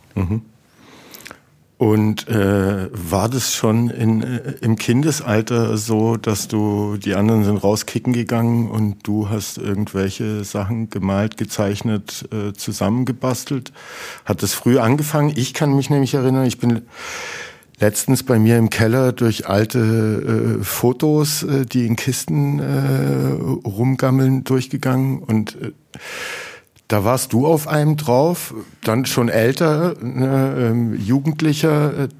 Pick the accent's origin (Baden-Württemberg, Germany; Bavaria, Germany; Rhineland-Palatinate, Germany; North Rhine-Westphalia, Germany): Baden-Württemberg, Germany; Heilbronn; wir sind aus Heilbronn